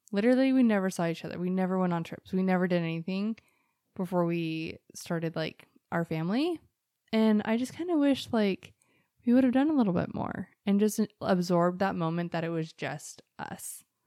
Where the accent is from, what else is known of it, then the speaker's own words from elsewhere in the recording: Mesa, Arizona, United States; I was born in Mesa at, like, six-ish P M and August ninth, nineteen eighty-seven